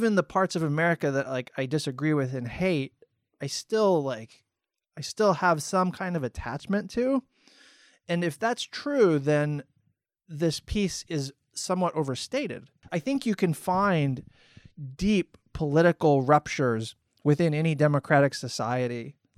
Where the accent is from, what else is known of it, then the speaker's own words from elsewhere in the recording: Florida, United States; also born or lived in Maryland / Indiana / California / Texas; I was stationed in Texas when I was in the military. I grew up in Florida. I was born in Maryland on the East Coast. I lived in Indiana for several years.